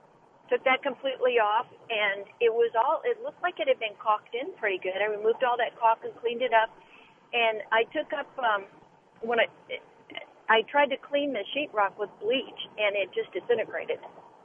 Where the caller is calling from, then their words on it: Humble, Texas, United States; I'm calling you I'm calling you from Humble, Texas, and I have a problem in my master bathroom that I'm hoping you can help me remedy.